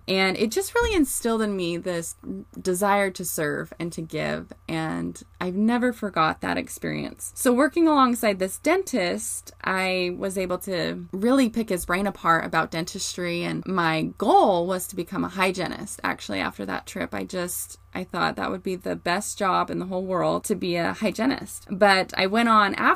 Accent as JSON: {"language": "English", "town": "Morgan", "region": "Utah", "country": "United States", "tie": "born or raised there", "said": "I grew up in Morgan, Utah"}